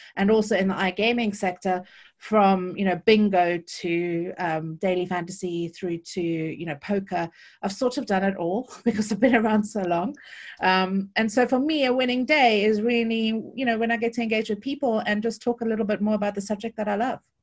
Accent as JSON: {"language": "English", "town": "Cape Town", "region": "Western Cape", "country": "South Africa", "tie": "born or raised there", "accent": "South African", "moved": "as an adult", "lives_now": "United Kingdom", "said": "I was born and bred in Cape Town, and I've lived in the U K, uh, for the last eighteen years"}